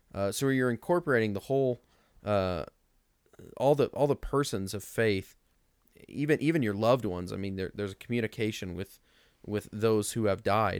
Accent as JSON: {"language": "English", "town": "Mount Zion", "region": "Illinois", "country": "United States", "said": "I'm from Mount Zion, so, you know, out of the middle of nowhere."}